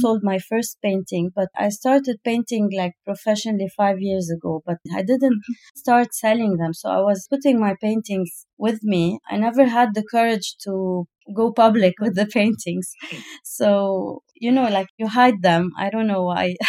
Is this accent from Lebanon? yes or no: yes; Lebanon; now in United Arab Emirates; I come from Lebanon